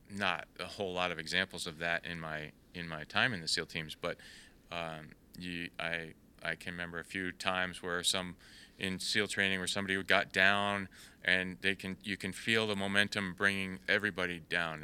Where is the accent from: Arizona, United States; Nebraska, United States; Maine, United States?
Maine, United States; York; also born or lived in Salem, Massachusetts; now in Texas, United States; I was born in Salem, Massachusetts, but when I was a young boy, we moved to Maine and, and, uh, I spent all my formative years in, in York, Maine, so that's my, definitely my hometown.